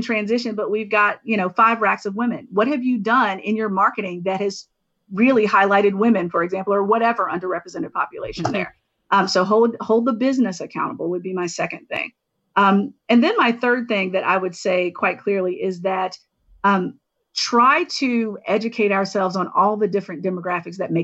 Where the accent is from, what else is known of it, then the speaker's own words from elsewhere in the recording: the South, United States; my hometown, where the only time that there was access to a pool was on Wednesday nights